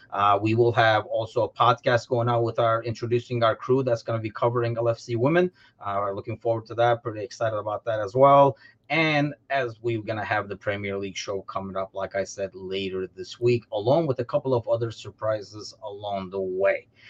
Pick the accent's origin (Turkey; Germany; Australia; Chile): Turkey; now in United States; travel back to Turkey